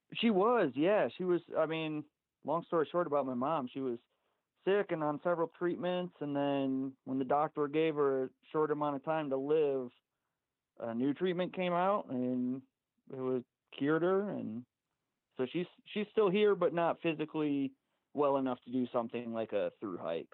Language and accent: English; Michigan, United States; now in Golden, United States; I actually uh, grew up in Michigan